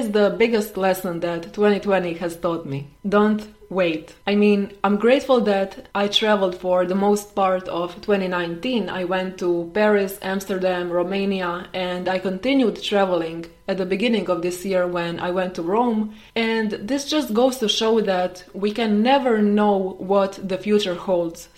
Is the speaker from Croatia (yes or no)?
yes; Croatia; I am from Croatia.